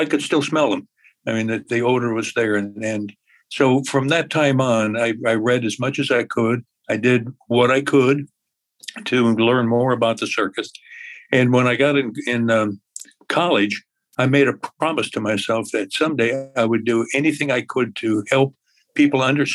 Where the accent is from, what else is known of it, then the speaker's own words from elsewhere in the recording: Appleton, Wisconsin, United States; I grew up in Appleton, Wisconsin